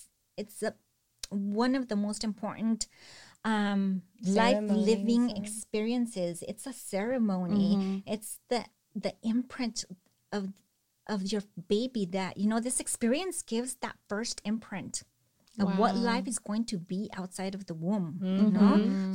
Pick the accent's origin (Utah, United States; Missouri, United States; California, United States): California, United States; Salinas; And then for Salinas, I grew up here in Salinas and I know the hardships of living here.